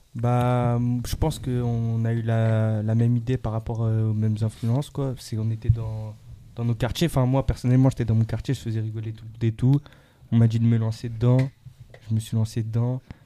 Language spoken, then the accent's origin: French; Nanterre, Île-de-France, France; moved away as an adult; now in Dubai, United Arab Emirates; Actuellement, j'habite sur Dubaï, mais je suis d'origine de Nanterre, dans le 92